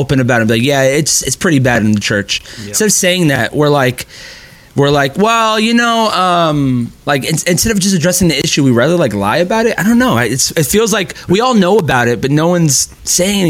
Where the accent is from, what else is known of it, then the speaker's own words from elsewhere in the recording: Miami, Florida, United States; being in South Florida, raised in Miami my whole life